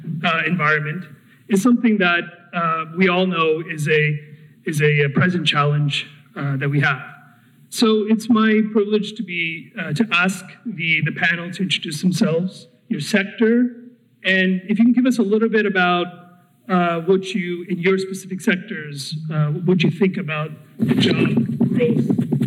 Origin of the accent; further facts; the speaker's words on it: New Jersey, United States; I was born and raised in New Jersey.